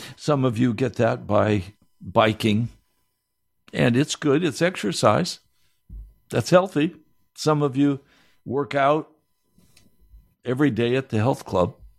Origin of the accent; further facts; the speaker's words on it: United States; we as American Christians, and I include myself here